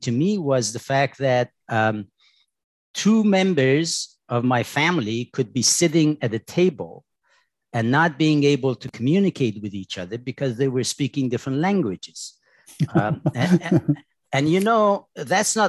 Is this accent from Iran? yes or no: yes; Tehran, Tehran Province, Iran; moved away; I was born in Tehran, in Iran